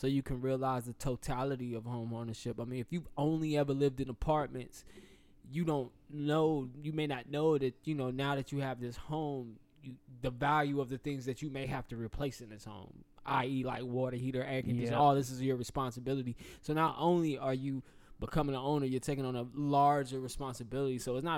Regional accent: the South, United States; Me being a Southerner

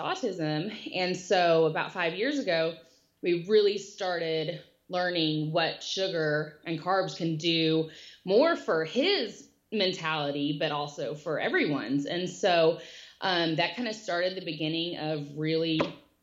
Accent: Texas, United States; I am from Texas and I have 3 young boys

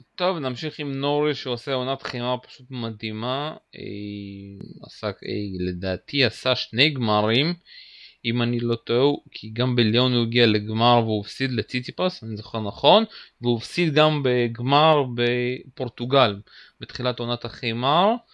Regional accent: Uzbekistan; moved away; הוא נולד במדינה שגם אני נולדתי בה, אוזבקיסטן

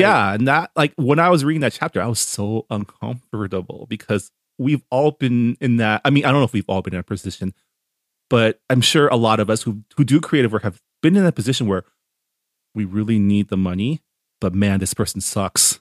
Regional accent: San Gabriel Valley, California, United States; I grew up here in the Sangamo Valley where up until even through college, my schools were always forty to fifty percent Asian

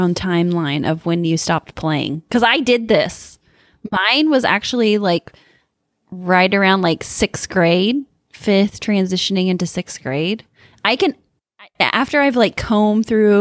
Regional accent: Midwest, United States; growing up in the Midwest

